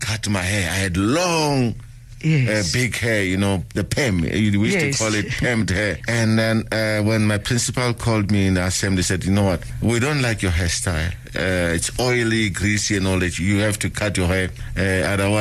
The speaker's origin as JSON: {"language": "English", "town": "Soweto", "region": "Gauteng", "country": "South Africa", "tie": "born or raised there", "said": "I grew up in Soweto"}